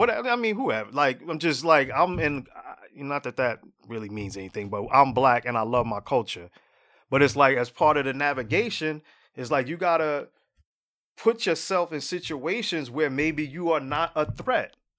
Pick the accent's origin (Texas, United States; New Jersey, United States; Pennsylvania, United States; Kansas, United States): New Jersey, United States; Jersey City; I live in Jersey City, right? I'm from Jersey City originally